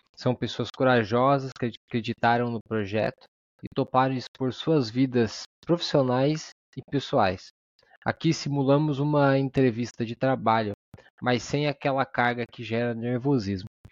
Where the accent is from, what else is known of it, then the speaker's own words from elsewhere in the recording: Araranguá, Santa Catarina, Brazil; mesma cidade que eu, Araranguá, Santa Catarina